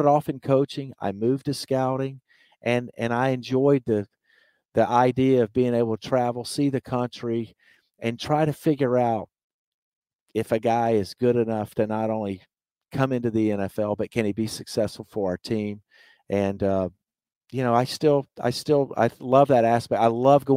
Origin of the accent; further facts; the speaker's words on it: Mobile, Alabama, United States; the streets of Mobile in my hometown